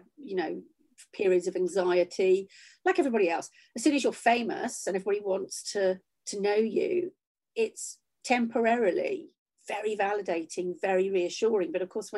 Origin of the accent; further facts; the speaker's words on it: Shropshire, West Midlands, United Kingdom; also born or lived in Huyton, Liverpool; I left when I was 7 and I grew up in Shropshire for most of my life.